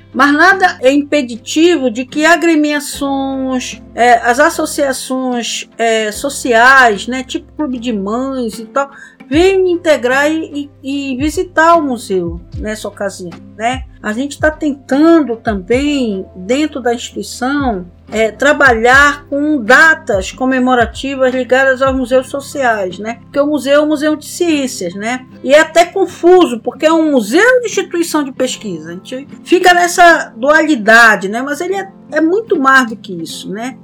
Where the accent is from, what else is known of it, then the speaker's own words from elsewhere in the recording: Pará, Brazil; a nós como paraenses